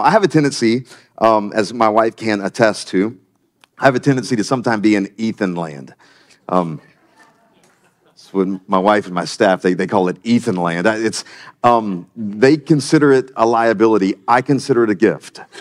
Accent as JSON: {"language": "English", "town": "Myrtle Beach", "region": "South Carolina", "country": "United States", "tie": "born or raised there", "moved": "as an adult", "lives_now": "Wilmington, United States", "said": "I'm from South Carolina. Um, the great state of South Carolina, just a little south of here. And I grew up in, uh, Myrtle Beach"}